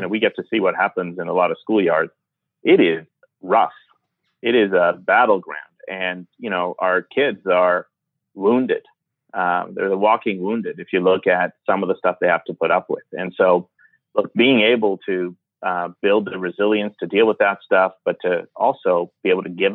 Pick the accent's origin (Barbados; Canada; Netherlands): Canada; also born or lived in Iran; I was born in Iran and then left when I was nine and grew up in Canada.